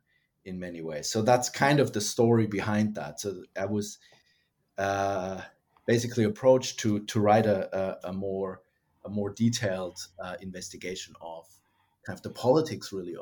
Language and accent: English; Germany; English is a second language; moved away as an adult; also born or lived in United States; now in Australia; the perspective of somebody who is, you know, was born and raised in Germany, got interested in Russia and then the Soviet Union, and then was trained in the United States and ended up in Australia.